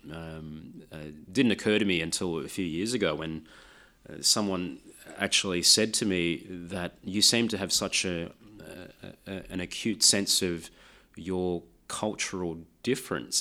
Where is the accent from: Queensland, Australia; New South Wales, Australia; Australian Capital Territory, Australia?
New South Wales, Australia; Sydney; first language Lao; English is a second language; also born or lived in France; I was growing up in Sydney in the nineteen eighties